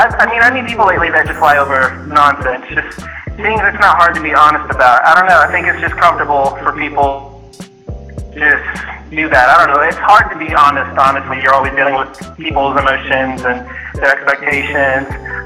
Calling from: Atlanta, Georgia, United States; I'm in Atlanta.

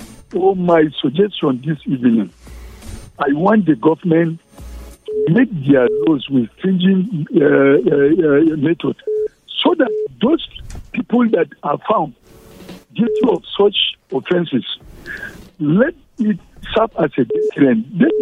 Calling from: Jos, Plateau, Nigeria; I'm calling you from Jos.

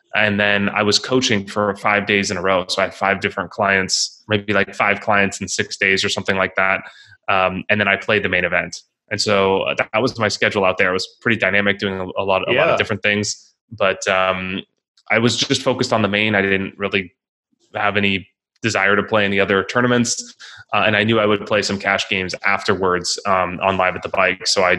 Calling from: Italy; Yes. So I'm in Italy now. It's afternoon here.

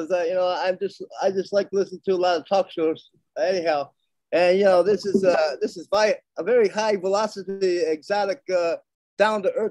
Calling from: New York City, New York, United States; I'm in New York City.

